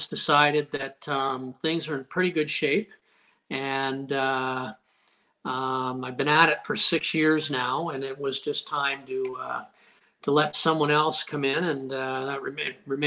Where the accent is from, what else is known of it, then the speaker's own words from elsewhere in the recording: Windsor, Ontario, Canada; I grew up near Roseland Golf Course